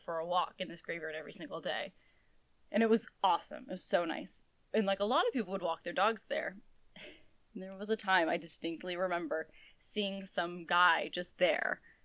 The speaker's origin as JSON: {"language": "English", "region": "New England", "country": "United States", "said": "we're from New England."}